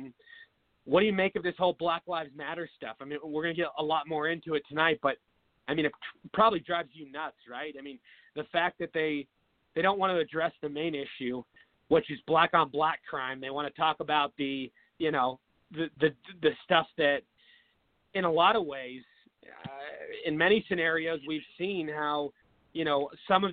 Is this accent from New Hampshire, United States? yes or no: no; Seattle, Washington, United States; moved away as an adult; now in Phoenix, United States; I was born and raised in Seattle. I moved to Phoenix, Arizona about 8 years ago